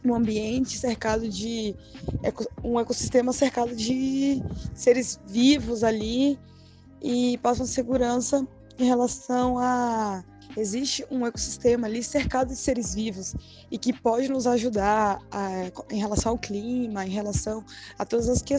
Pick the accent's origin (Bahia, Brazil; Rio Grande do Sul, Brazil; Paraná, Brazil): Bahia, Brazil; Salvador; eu sou de Salvador